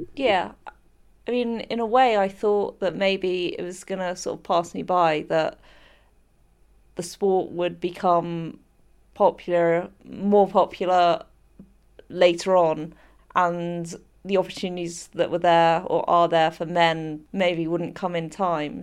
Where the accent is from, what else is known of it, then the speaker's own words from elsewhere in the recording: United Kingdom; my home country